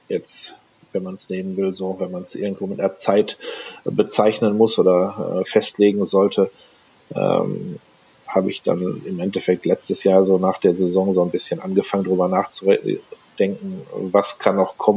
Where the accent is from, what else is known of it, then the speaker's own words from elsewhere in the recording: North Rhine-Westphalia, Germany; wie gesagt, ich komme aus NRW